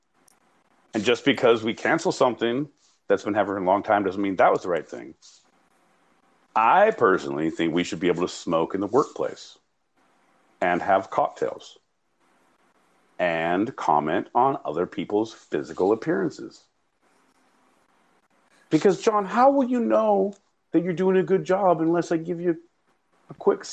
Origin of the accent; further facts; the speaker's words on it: Northern California, United States; I grew up in Northern California